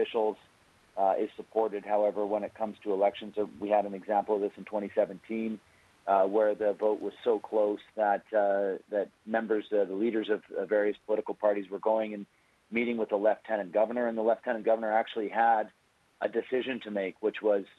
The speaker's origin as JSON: {"language": "English", "region": "British Columbia", "country": "Canada"}